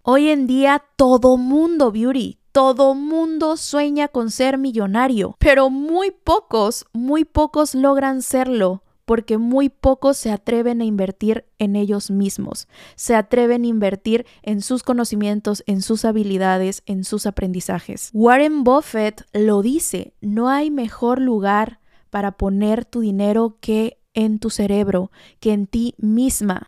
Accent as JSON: {"language": "Spanish", "region": "Veracruz", "country": "Mexico", "said": "Yo soy jarocha"}